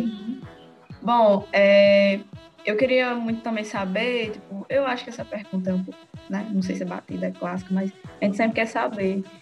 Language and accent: Portuguese; Rio Grande do Norte, Brazil; a gente é de, do Rio Grande do Norte